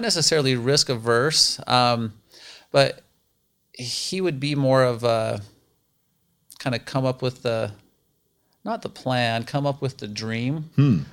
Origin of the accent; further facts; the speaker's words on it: Roosevelt, Utah, United States; moved away as an adult; also born or lived in Ohio; now in Arizona, United States; I grew up in Roosevelt, Utah. We're about two and a half hours east of Salt Lake City